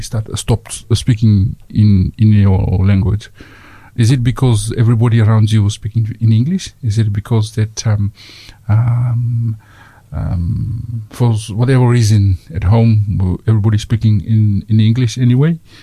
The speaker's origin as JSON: {"language": "English", "country": "Fiji", "tie": "born or raised there", "moved": "yes", "lives_now": "Dunedin, New Zealand", "said": "I grew up in Fiji."}